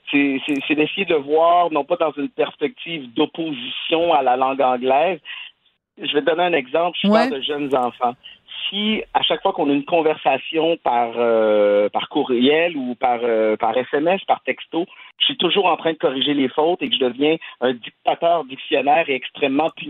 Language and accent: French; Quebec, Canada; je suis du Québec, que je parle français. Je veux ça fait partie de mon de mon identité. Je suis un francophone, francophile.